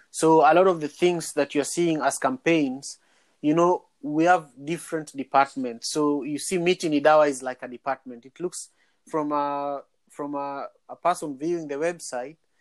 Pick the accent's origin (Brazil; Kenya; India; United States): Kenya; moved away; I'm from Manyata